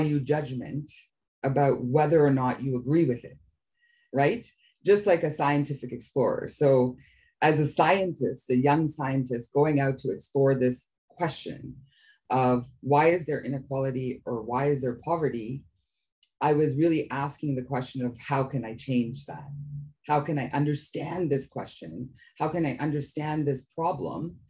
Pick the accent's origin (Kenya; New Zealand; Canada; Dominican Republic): Canada; My parents actually immigrated to Canada, and I was born in Canada, but originally were from East Africa.